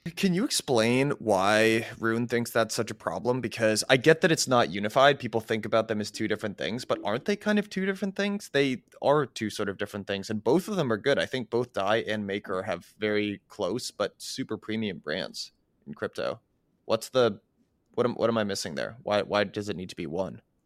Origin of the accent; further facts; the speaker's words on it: United States; as an American, like, a young American